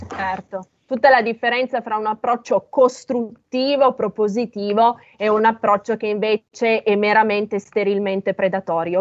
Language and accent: Italian; Piedmont, Italy; io sono piemontese, dalle mie parti si dice